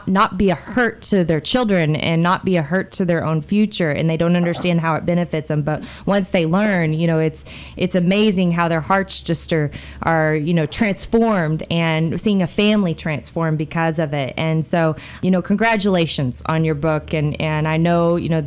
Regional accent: United States; just being an American

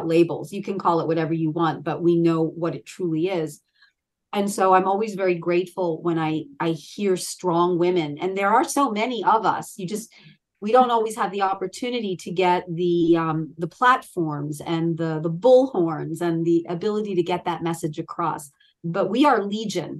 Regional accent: Philadelphia, Pennsylvania, United States; also born or lived in Baltimore, Maryland / Delaware County, Pennsylvania; I'm a Pennsylvanian Philadelphian born and bred

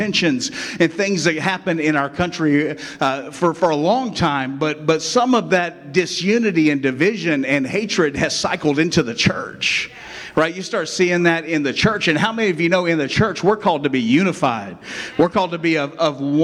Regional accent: West Virginia, United States; now in Inverness, United States; I came from West Virginia. That's where I was born. I don't always claim it, but sometimes I have to because it just comes out in me, right?

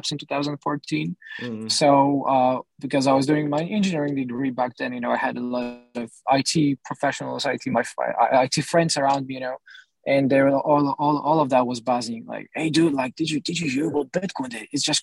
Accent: Poland; I come from Poland

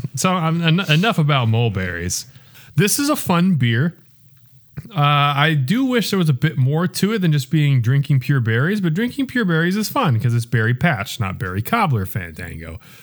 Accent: Iowa, United States; now in Kansas City, United States; Decorah is almost, I think, ninety minutes north of where I'm from.

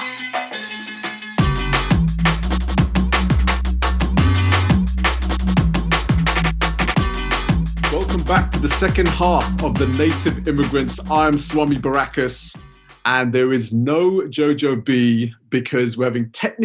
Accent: Southall, London, United Kingdom; I was a kid growing up in Southall

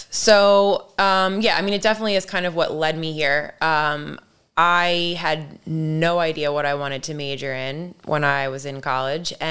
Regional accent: Ellicott City, Maryland, United States; So Catonsville is equally my hood as much as Ellicott City because even though I grew up living in Ellicott City, I really spent a lot of time in Catonsville.

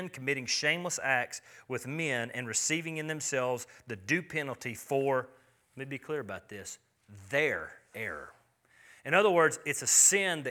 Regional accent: United States; I'm an American

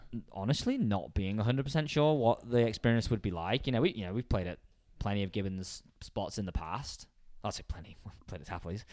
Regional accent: England, United Kingdom; now in Whistler, Canada; growing up in England.

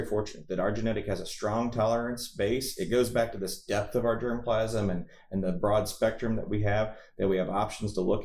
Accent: Missouri, United States; I was from Missouri

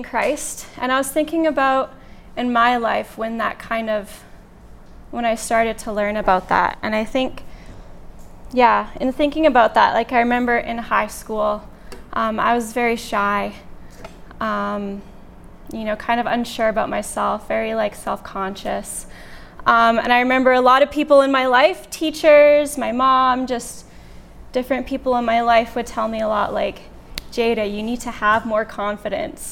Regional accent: Lethbridge, Alberta, Canada; I'm from Lethbridge

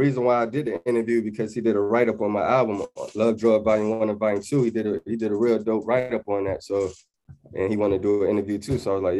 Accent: Portsmouth, Virginia, United States; also born or lived in Atlanta, Georgia / California; now in London, United Kingdom; But yeah, I was raised in Portsmouth, Virginia. Then I went to Atlanta for a little while, and then I went back to Virginia. Then I came to California, and then I came to London.

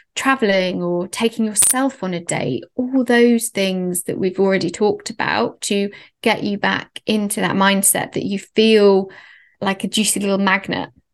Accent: Oxford, South East England, United Kingdom; moved away as an adult; also born or lived in London; we're both from Oxford. He went to the same school as my brother

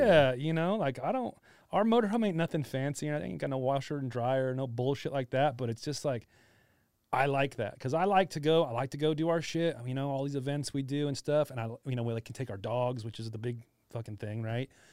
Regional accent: Hesperia, California, United States; also born or lived in Costa Mesa / Fullerton; now in Riverside, United States; I'm from Asperia, small fucking place. I've lived there my whole fucking life till I was like thirty.

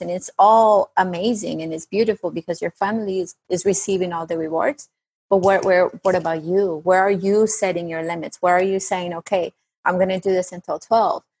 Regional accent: Bogota, Colombia; English is a second language; now in United States; I'm originally from Bogota, Colombia. So I do have sometimes of an accent

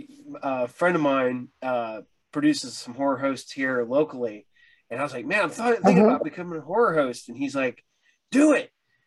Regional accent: Ohio, United States; I grew up in Ohio.

